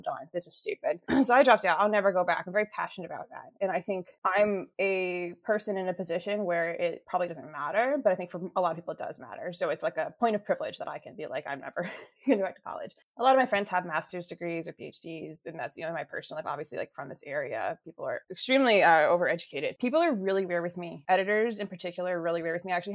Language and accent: English; Alexandria, Virginia, United States; moved away as an adult; also born or lived in Fairfax County, Virginia / Maryland; I grew up in Alexandria City, and then I went to high school in Fairfax County.